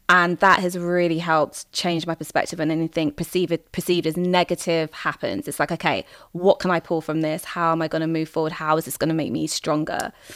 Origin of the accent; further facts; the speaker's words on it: England, United Kingdom; I might be seen as, like, an English woman, British woman.